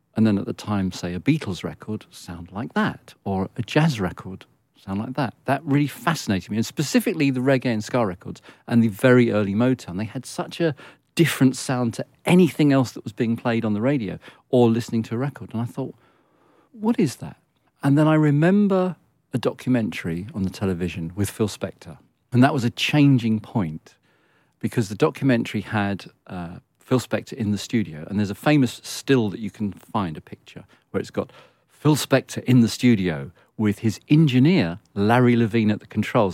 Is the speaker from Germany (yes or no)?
no; London, United Kingdom; I was born in Hampstead, and I lived in Muzzle Hill.